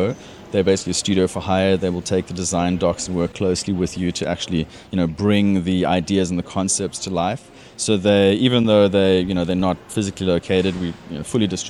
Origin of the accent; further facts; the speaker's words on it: South Africa; moved away as an adult; also born or lived in United Kingdom; now in Australia; as you can hear, I'm not Australian. I originally from South Africa.